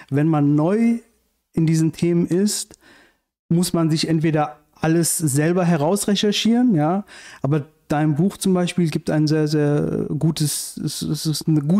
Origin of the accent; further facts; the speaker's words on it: Iran; now in Germany; Also ich komme ursprünglich aus dem Iran und ähm, bin 1990 mit meiner Mutter nach Deutschland gekommen